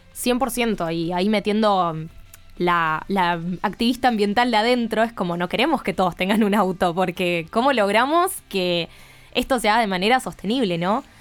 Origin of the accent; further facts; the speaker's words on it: Argentina; nosotras que somos de Argentina